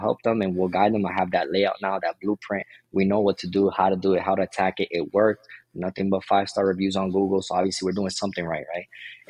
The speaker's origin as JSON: {"language": "English", "region": "Florida", "country": "United States", "said": "I came from Florida."}